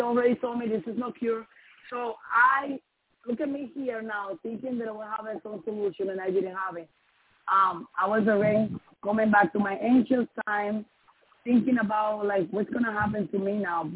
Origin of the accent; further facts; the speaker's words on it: Dominican Republic; first language Spanish; English is a second language; moved away; I'm from Dominican Republic